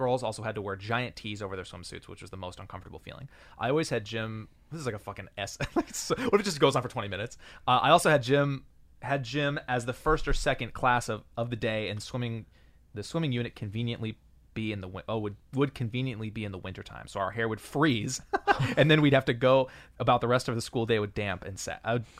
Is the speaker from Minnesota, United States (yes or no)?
yes; Minnesota, United States; I grew up in Minnesota, so the pool we used for gym class was inside